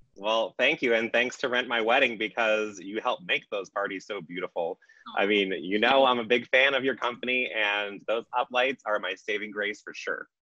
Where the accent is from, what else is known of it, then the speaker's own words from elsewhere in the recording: Massachusetts, United States; We're from Massachusetts